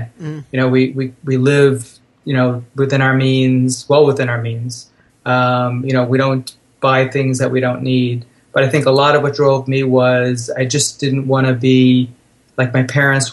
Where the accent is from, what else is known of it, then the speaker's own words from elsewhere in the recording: Long Island, New York, United States; also born or lived in Brooklyn; I was born on Long Island. My parents had a house.